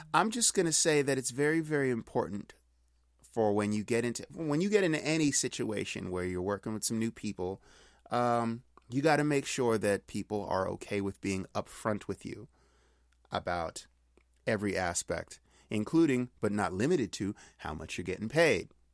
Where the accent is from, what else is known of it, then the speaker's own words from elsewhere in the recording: Pittsburgh, Pennsylvania, United States; now in Long Beach, United States; I'm from Pittsburgh, currently living in Long Beach, California